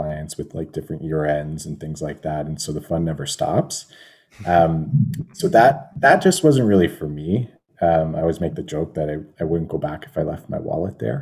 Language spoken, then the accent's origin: English; Welland, Ontario, Canada; I grew up in Welland